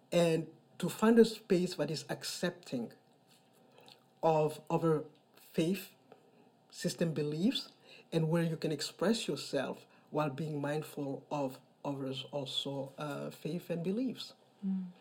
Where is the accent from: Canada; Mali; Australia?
Mali; moved away as an adult; now in New York City, United States; I am originally from Mali. I am 57 years old. Uh, I've been living in New York City for the past 25 years.